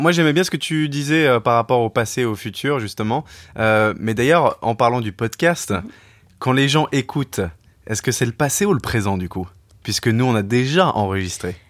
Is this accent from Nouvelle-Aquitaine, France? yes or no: no; Paris, Île-de-France, France; moved away as an adult; also born or lived in England; je travaille dans les médias, je viens de Paris